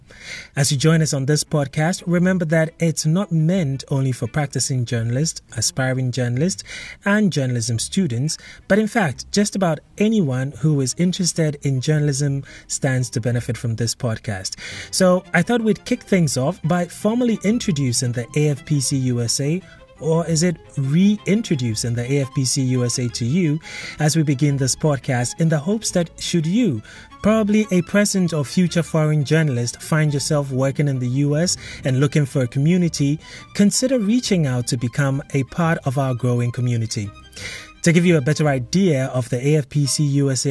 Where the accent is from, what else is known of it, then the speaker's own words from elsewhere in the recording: Ghana; now in New York, United States; I am originally from Ghana, but currently live and work in New York.